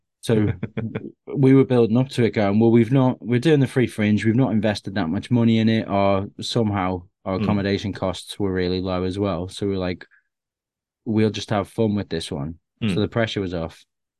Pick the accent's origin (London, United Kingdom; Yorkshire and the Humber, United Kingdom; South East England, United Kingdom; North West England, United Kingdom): North West England, United Kingdom; Bootle; growing up in Bootle in Liverpool, which is like there's a lot of gangs there, and I was more of a shut-in kid who was just watching films all the time